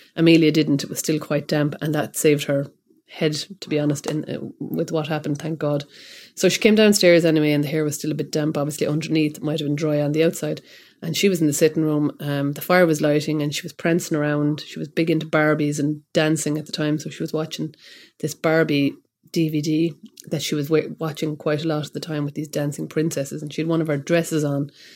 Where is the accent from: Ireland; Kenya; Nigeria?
Ireland; Kilkenny, Leinster; I'm from Kilkenny